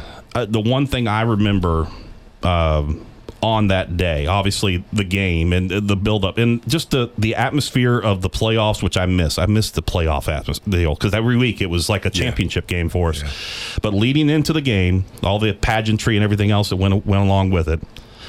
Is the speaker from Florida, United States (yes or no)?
yes; Florida, United States; moved away as an adult; when I grew up in Florida out of high school.